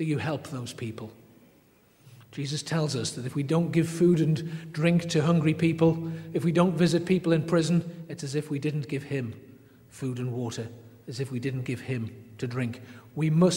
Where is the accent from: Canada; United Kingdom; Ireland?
United Kingdom; England; I'm English